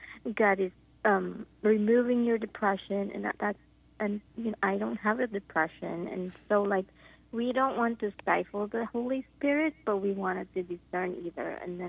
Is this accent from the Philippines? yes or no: yes; Philippines; now in San Diego, United States; I grew up in the Philippines as a charismatic